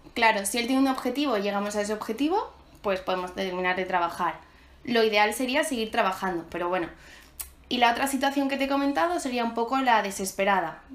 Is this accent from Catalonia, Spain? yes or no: no; Málaga, Andalusia, Spain; soy de Málaga